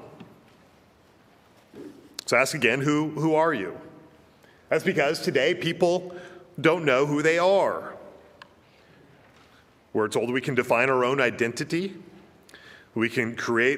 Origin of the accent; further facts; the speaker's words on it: Virginia, United States; I'm an American. I'm a Virginian